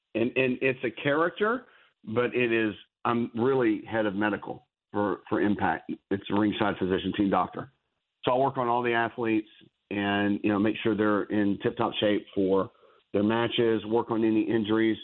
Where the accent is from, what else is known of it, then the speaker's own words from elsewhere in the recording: Nashville, Tennessee, United States; He and I grew up in Nashville, Tennessee